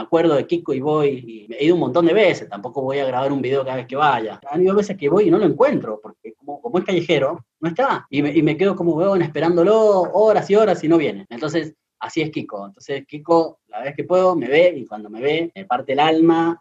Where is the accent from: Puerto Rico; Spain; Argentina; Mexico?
Argentina; now in Moquegua, Peru; en mi país, en Argentina